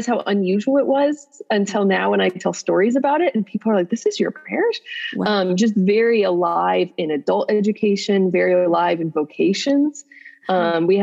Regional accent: Lafayette, Indiana, United States; moved away as an adult; also born or lived in Front Royal, Virginia / Steubenville, Ohio; now in Nashville, United States; I grew up in Indiana, Lafayette, Indiana. And my parents are still there

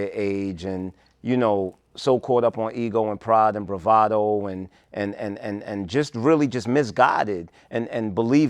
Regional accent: New York City, New York, United States; I grew up in Flatbush, that was the spot to go after school

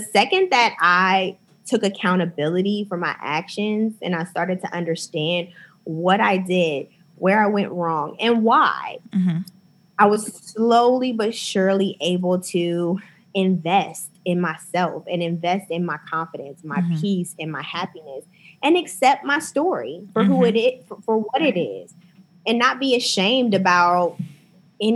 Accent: Akron, Ohio, United States; moved away; also born or lived in New York; growing up in Akron, we didn't have a ton of diversity.

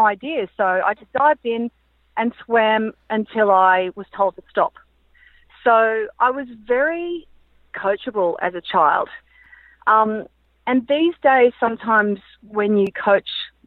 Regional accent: Brisbane, Queensland, Australia; growing up in Brisbane, you know, it was really hot

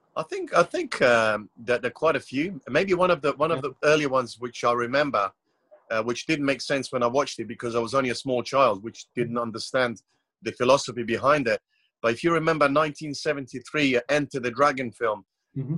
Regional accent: Croatia; I was born in Croatia. It's it's a very small country, only 4.5 million population, yep. in a very small coastal town.

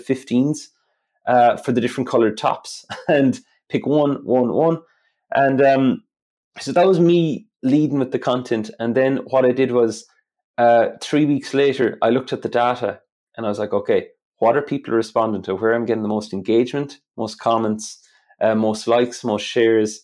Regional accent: Ireland; accent: Irish; My Irish accent

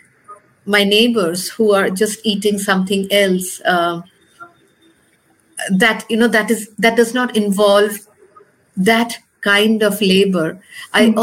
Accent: India

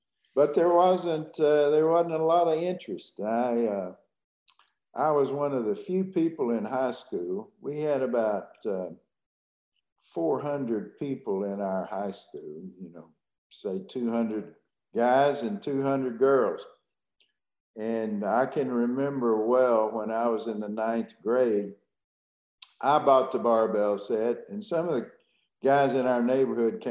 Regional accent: Conroe, Texas, United States; I was born and raised in Conroe, Texas, which was about 35 miles north of Houston

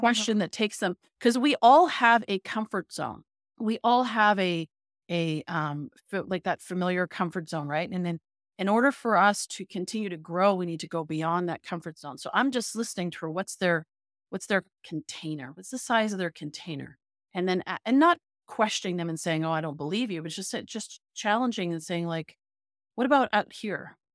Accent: Toronto, Ontario, Canada; moved away; I'm from Toronto

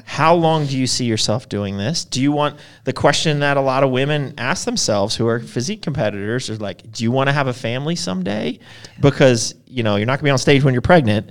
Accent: Philadelphia, Pennsylvania, United States; I'm East Coast. I'm, uh, Philly

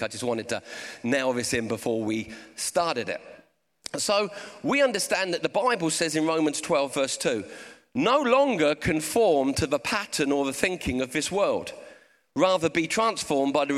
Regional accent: Portsmouth, South East England, United Kingdom; I've got a bit of a speech impediment and I'm from Portsmouth

